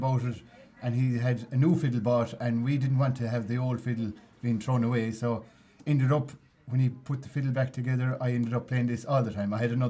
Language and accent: English; Kilkishen, County Clare, Ireland; I'm from Kilkishan, so Kilmurry.